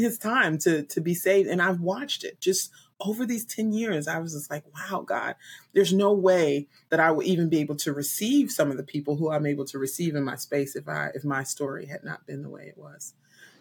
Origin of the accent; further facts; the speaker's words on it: Newark, New Jersey, United States; I'm originally from Newark, New Jersey